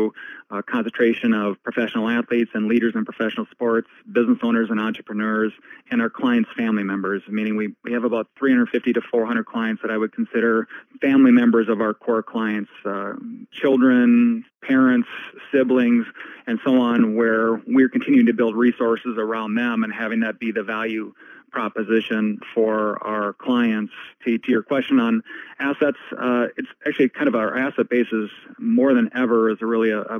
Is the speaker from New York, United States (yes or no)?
no; Ashby, Minnesota, United States; also born or lived in Bemidji, Minnesota; My hometown is a small farming community. It's called Ashby, about 2.5 hours west of Minneapolis. I grew up there